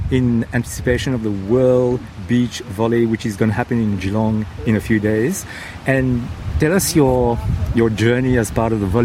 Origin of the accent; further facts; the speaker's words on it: Mauritius; now in Australia; j'ai quitté Maurice